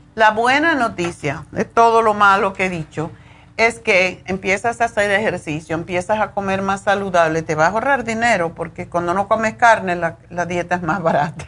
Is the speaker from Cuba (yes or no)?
yes; Cuba; moved away as an adult; en Cuba, de donde yo vengo